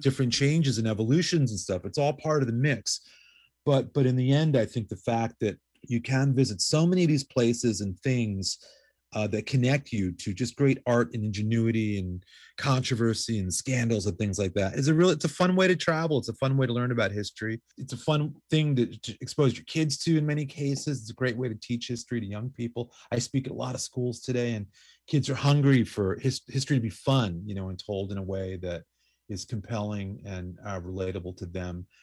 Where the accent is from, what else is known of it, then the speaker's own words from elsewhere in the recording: New York City, New York, United States; I grew up in New York going to C B Jeebies